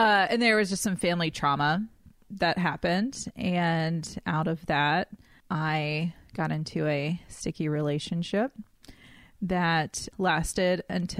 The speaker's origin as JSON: {"language": "English", "town": "Oak Island", "region": "North Carolina", "country": "United States", "tie": "born or raised there", "said": "Yeah, I grew up on the coast of North Carolina on a really small island called Oak Island."}